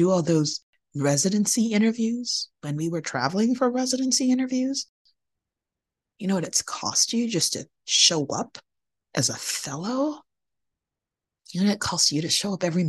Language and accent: English; Nigeria; moved away; I was born in Nigeria, a majority Black country on the west coast of Africa